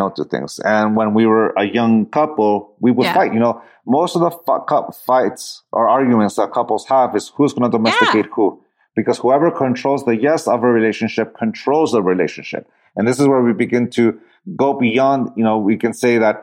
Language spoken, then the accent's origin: English; San Diego, California, United States; also born or lived in Tijuana, Mexico; I grew up in the city, I grew up in San Diego and Tijuana